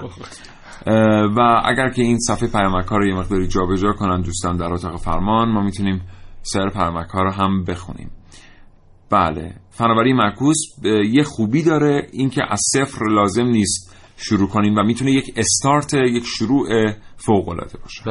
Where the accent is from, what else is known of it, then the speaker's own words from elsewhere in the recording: Iran; من ایرانی هستم